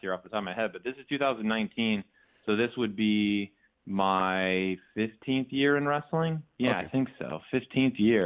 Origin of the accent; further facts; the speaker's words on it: near Sandusky, Northern Ohio, United States; near my hometown in Northern Ohio, near Sandusky.